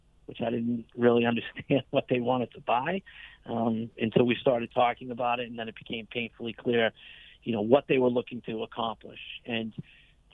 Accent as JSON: {"language": "English", "town": "Boston", "region": "Massachusetts", "country": "United States", "said": "I am a Boston Red Sox fan from Boston, Massachusetts"}